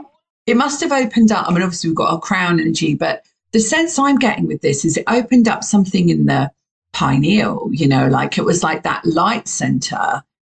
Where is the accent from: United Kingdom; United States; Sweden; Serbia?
United Kingdom; you can hear my accent. I'm from the UK